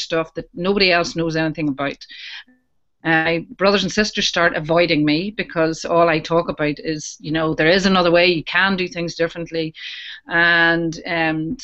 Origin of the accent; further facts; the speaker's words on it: Newcastle, Northern Ireland, United Kingdom; I'm from Newcastle in County Down in Northern Ireland